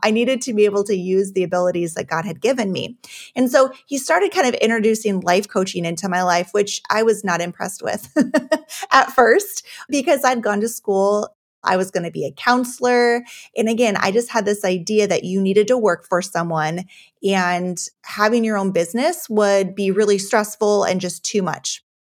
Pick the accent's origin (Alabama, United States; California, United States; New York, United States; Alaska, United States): Alaska, United States; Juneau; I was actually born and raised in Alaska, uh, in Juneau